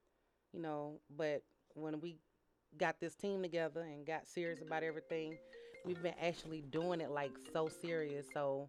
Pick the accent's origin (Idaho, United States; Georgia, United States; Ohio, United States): Georgia, United States; Atlanta; So I'm from Atlanta. Yeah. Born and raised.